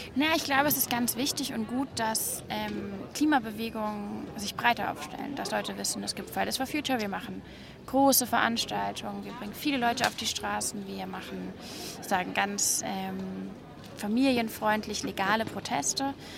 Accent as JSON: {"language": "German", "region": "Hamburg", "country": "Germany", "tie": "born or raised there", "said": "ich bin in einem Stadtteil groß geworden in Hamburg"}